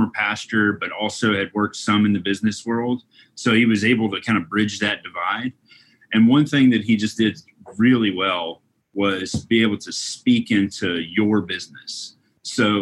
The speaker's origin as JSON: {"language": "English", "town": "Louisville", "region": "Kentucky", "country": "United States", "tie": "born or raised there", "said": "I was born and raised here in Louisville, Kentucky. Still live here in Louisville"}